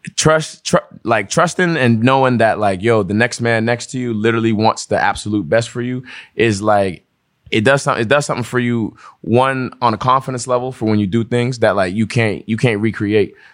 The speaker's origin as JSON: {"language": "English", "town": "Pittsburgh", "region": "Pennsylvania", "country": "United States", "tie": "born or raised there", "also_born_or_lived": "Togo / New York / Rhode Island", "said": "we moved to New York first when we came to America. And then from New York, we were in Rhode Island for a little bit. Then we came to Pittsburgh"}